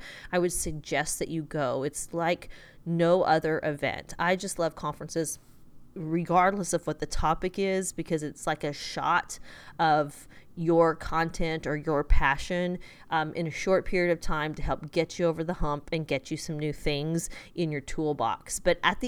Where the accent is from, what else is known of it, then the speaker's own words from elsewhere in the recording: Texas, United States; I'm from Texas